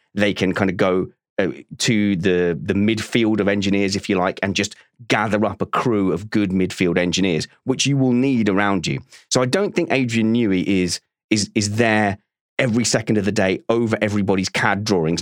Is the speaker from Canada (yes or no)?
no; United Kingdom; as a Brit